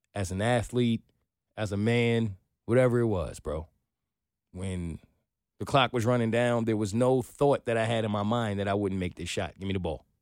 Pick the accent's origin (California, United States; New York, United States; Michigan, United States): New York, United States; now in Atlanta, United States; I'm from New York